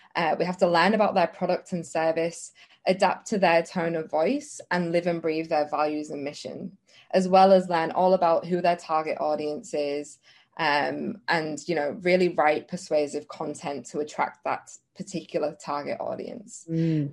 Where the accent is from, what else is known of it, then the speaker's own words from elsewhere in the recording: England, United Kingdom; moved away as an adult; now in Australia; I'm from England